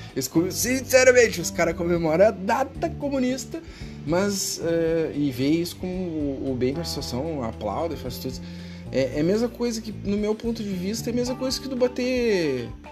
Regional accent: Rio Grande do Sul, Brazil; eu sou do Rio Grande do Sul

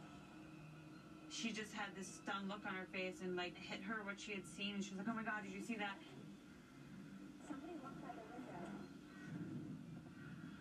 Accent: Omaha, Nebraska, United States; I grew up in Omaha, Nebraska, and my family had a farm

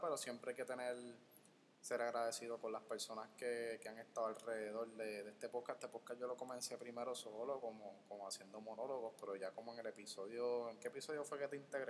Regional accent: Guaynabo, Puerto Rico; soy, de Guaynabo, no soy de San Juan

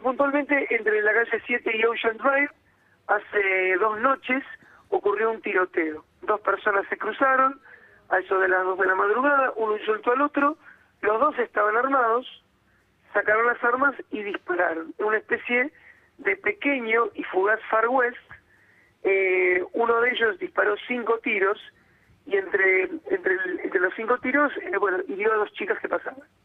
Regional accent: Argentina; now in United States

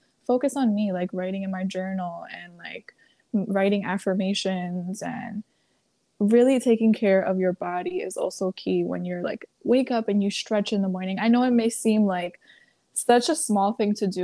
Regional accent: New York City, New York, United States; I was born and raised in New York City, but I do come from a family of immigrants

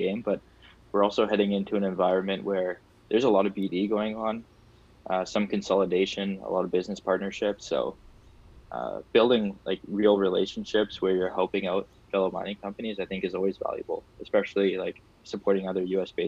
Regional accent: Canada; I'm Canadian, so I want to take pride in my country

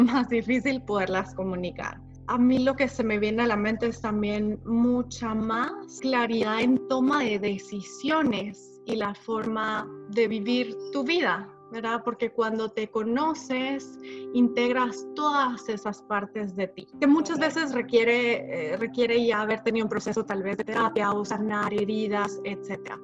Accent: Guatemala; moved away as an adult; also born or lived in Mexico; now in Connecticut, United States; Soy de Guatemala, luego viví en México

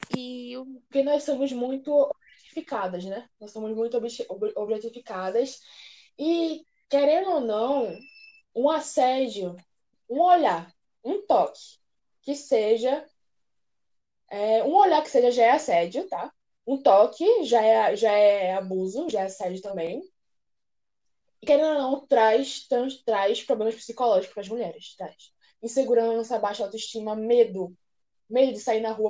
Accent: Recife, Pernambuco, Brazil; Eu não sou é, de São Paulo, eu sou de Recife

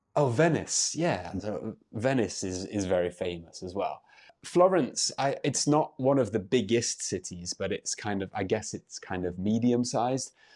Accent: United Kingdom; I'm an English teacher from the U K

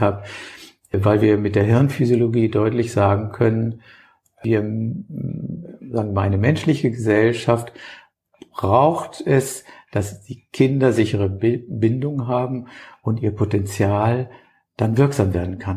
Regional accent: Hamburg, Germany; mir als Hamburger

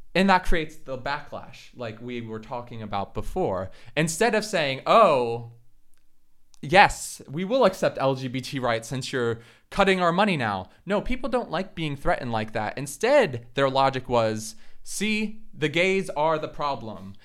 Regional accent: Florida, United States; in Florida, the state where I'm from

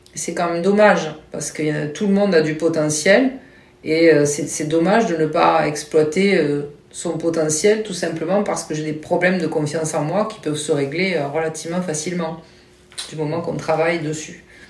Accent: Toulouse, Occitania, France; also born or lived in Mérignac / Marmande; je suis de Toulouse.

